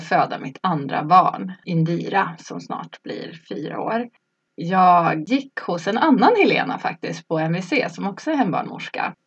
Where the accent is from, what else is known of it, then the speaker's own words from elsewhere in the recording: Norrland, Sweden; moved away as an adult; also born or lived in Stockholm; now in Solna, Sweden; Jag är från Norrland jag har bott i Stockholm sedan jag var kanske 19 eller någonting sånt.